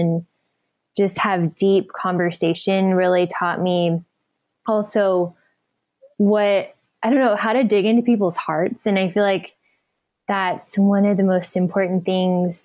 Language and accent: English; Dallas, Texas, United States; now in California, United States; I was born actually here in California, and then I was raised in Dallas